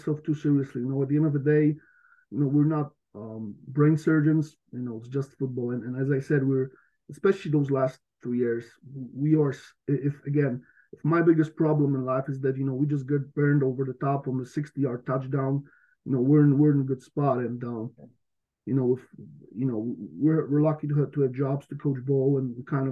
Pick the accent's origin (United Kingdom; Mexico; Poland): Poland; western Poland; moved away as an adult; also born or lived in United States; now in Ravensburg, Germany; I'm from Western Poland